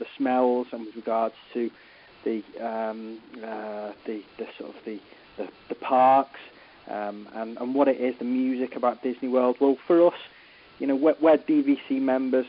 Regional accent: Oxford, South East England, United Kingdom; I'm calling from the United Kingdom. I'm from Oxford

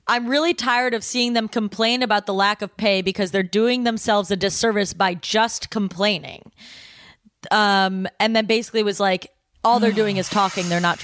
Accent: Cleveland, Ohio, United States; I am from Cleveland.

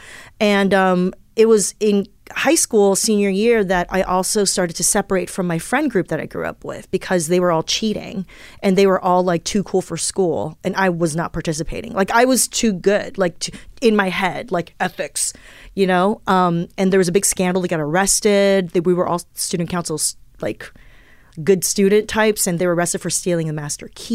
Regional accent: Southern California, United States; English is a second language; also born or lived in Taiwan; There are a lot of other little immigrant kids where I grew up in Southern California

